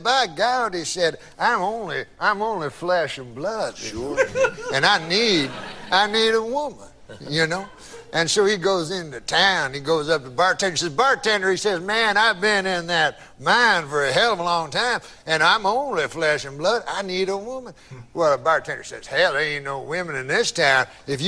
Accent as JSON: {"language": "English", "region": "Scotland", "country": "United Kingdom", "said": "I'm Scottish. I'm a Scot."}